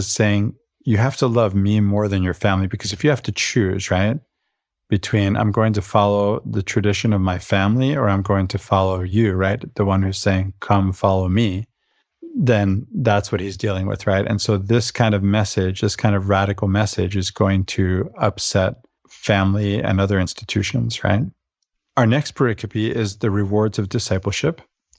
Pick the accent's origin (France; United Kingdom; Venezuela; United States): Venezuela; about the culture I grew up in Venezuela, where we say, un vaso de agua no se le niega a nadie.